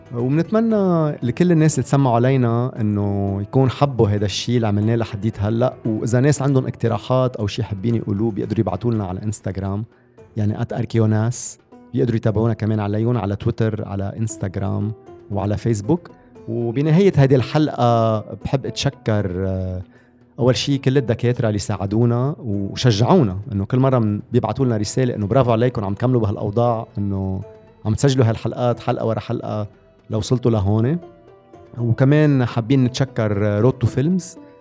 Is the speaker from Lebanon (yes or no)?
yes; Lebanon; عندنا بلبنان